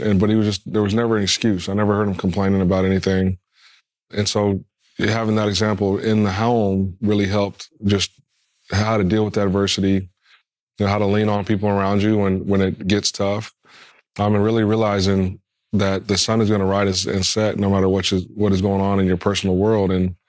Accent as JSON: {"language": "English", "region": "Colorado", "country": "United States", "tie": "born or raised there", "said": "It was a fun one."}